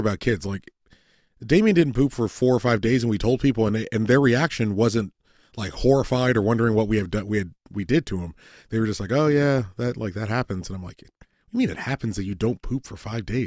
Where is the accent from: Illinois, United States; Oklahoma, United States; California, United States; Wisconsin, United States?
California, United States; Southern